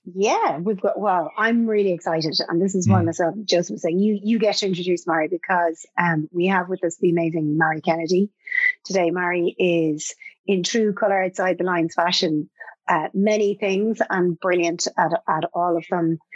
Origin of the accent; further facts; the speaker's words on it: Ireland; as an Irish person